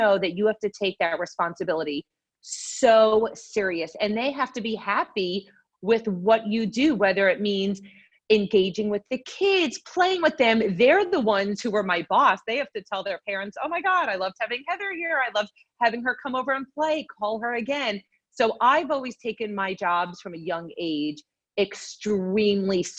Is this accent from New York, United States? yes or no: yes; Long Island, New York, United States; now in Florida, United States; I grew up in Long Island, New York